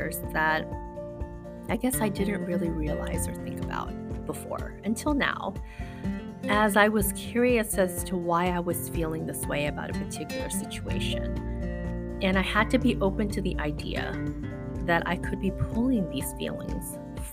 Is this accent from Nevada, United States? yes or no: yes; Las Vegas, Nevada, United States; moved away as an adult; now in San Francisco, United States; I was from Vegas